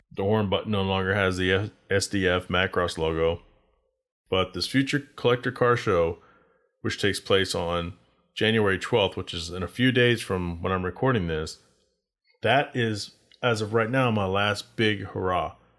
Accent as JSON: {"language": "English", "region": "Texas", "country": "United States", "tie": "born or raised there", "also_born_or_lived": "Arizona", "moved": "as an adult", "said": "I decided to take my car to Texas because that's where I grew up"}